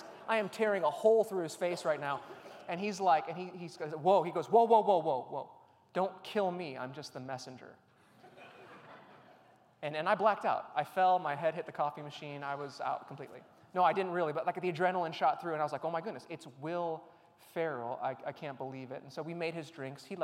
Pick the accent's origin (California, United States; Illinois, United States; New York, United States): Illinois, United States; Chicago; I grew up in the Chicagoland area